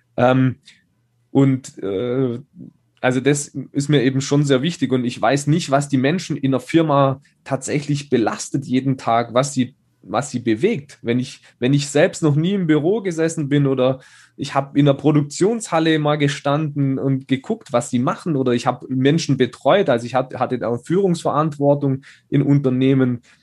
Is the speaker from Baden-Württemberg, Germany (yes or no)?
yes; Schonach, Baden-Württemberg, Germany; in Schonach, da wo ich herkomme, kleines, kleiner Ort mit 4000 Einwohnern.